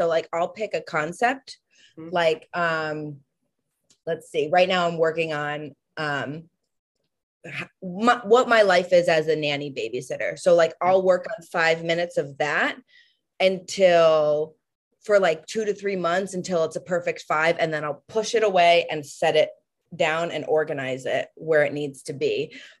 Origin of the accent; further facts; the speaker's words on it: East Coast, United States; we're both from the East Coast, so we were vibing.